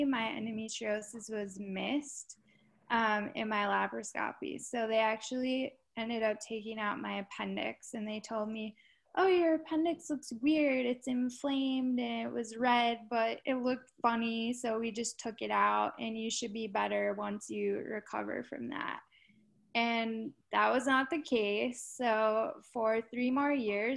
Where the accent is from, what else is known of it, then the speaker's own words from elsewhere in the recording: Minnesota, United States; I was born in Minnesota